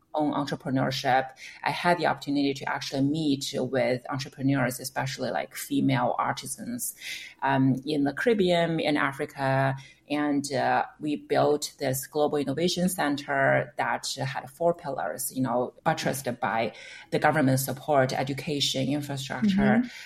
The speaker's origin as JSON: {"language": "English", "country": "China", "moved": "as an adult", "lives_now": "United States", "said": "I came from China, so I interned at some of the media mm-hmm. companies back home"}